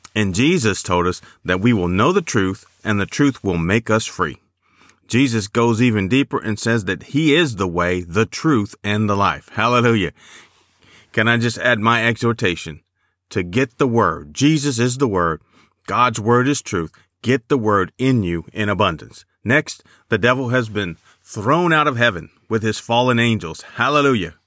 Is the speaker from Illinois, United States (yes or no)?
yes; Chicago, Illinois, United States; I remember growing up in Chicago